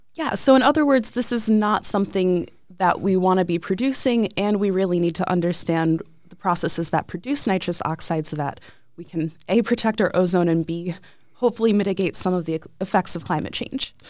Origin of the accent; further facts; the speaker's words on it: Ohio, United States; I grew up in Ohio